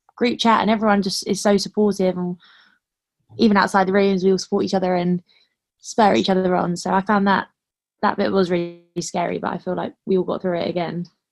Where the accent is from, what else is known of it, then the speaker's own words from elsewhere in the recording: London, United Kingdom; I'm from London